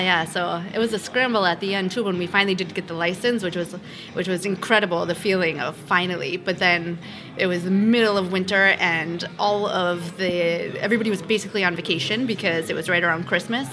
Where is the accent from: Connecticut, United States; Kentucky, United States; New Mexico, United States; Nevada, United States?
Connecticut, United States; moved away as an adult; also born or lived in New York; now in Beaujolais, France; currently living in Beaujolais, but I was born and raised in Connecticut